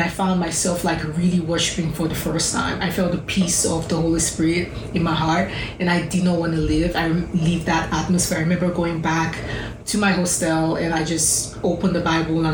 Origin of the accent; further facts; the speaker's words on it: Lagos, Nigeria; moved away as an adult; so I did my college in my hometown, Lagos, Nigeria